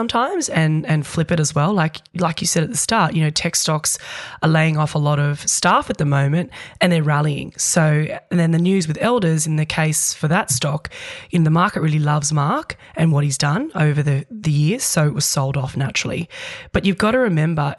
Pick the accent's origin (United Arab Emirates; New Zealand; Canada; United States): New Zealand; now in Australia; I'm a Kiwi born and bred there.